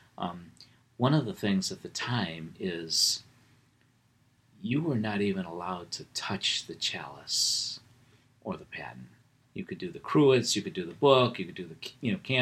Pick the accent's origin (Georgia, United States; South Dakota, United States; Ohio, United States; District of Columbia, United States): Ohio, United States; Wickliffe; I grew up in Wycliffe